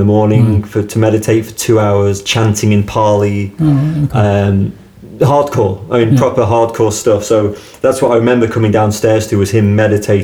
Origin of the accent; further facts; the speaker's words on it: Douglas, Isle of Man; accent: Manx; moved away as an adult; also born or lived in Lampeter, Wales / Bristol / Falmouth, Cornwall; I was brought up in Douglas